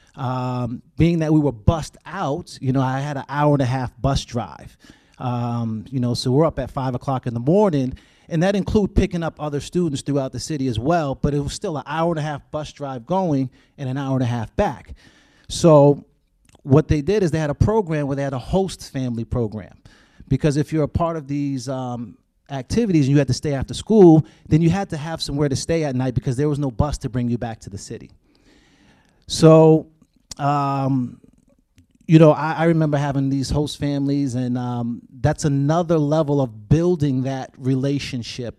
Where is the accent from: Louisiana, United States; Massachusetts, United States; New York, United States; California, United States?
Massachusetts, United States; Boston; growing up in Boston, uh, Massachusetts